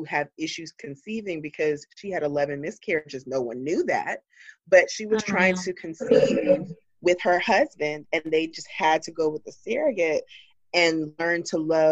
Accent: Georgia, United States; moved away; being a girl from the South, because I'm originally from Georgia

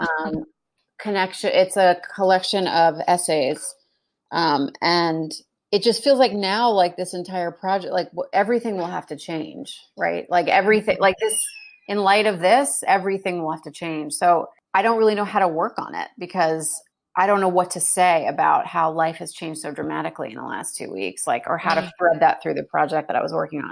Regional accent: United States; moved away as an adult; also born or lived in New York / New Jersey / Brooklyn; now in Houston, United States; growing up in New, New York and New Jersey

